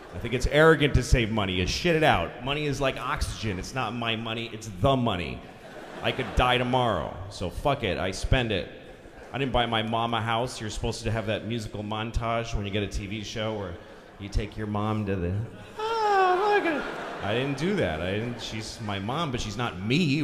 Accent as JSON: {"language": "English", "town": "Boston", "region": "Massachusetts", "country": "United States", "tie": "born or raised there", "said": "I'm from Boston"}